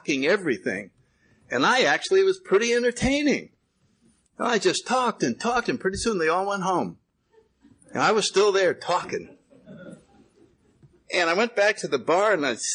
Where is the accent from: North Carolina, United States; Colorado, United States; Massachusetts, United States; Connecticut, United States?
Connecticut, United States; New Haven; I grew up in New Haven, Connecticut, in the 30s.